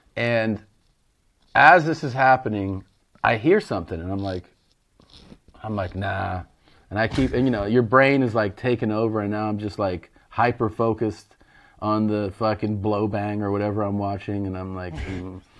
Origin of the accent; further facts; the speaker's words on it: Cincinnati, Ohio, United States; I was born in Cincinnati